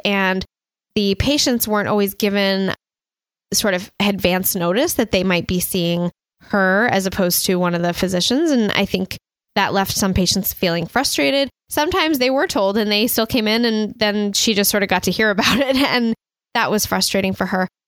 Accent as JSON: {"language": "English", "country": "United States", "also_born_or_lived": "Montreal, Canada", "said": "I'm originally from the United States."}